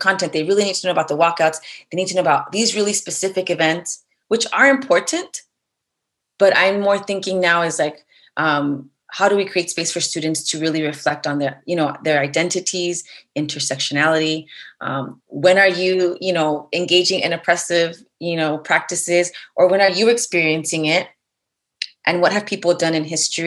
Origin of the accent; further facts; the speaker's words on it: Los Angeles, California, United States; I'm from the community, right? Like I grew up in East LA.